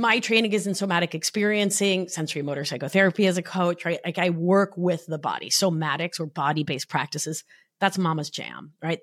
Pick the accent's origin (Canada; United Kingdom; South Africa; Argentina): Argentina; now in New York, United States; I'm from Argentina